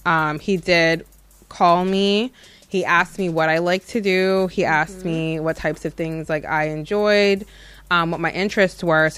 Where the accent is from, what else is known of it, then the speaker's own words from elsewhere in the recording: New Jersey, United States; Well, for the record, folks, I am from Jersey.